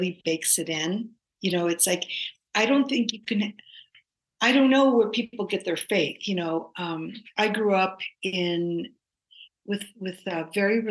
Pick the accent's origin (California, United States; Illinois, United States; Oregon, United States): Oregon, United States; I'm from Oregon